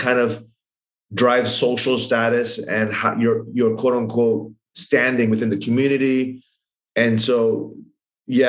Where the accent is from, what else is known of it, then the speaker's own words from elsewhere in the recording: Thailand; I grew up in Thailand